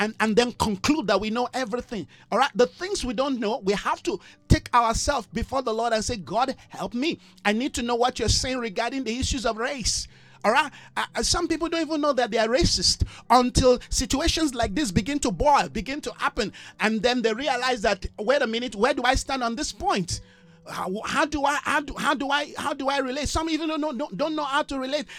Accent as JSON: {"language": "English", "country": "Nigeria", "moved": "yes", "lives_now": "South Africa", "said": "I'm a bona fide Nigerian. I love my country"}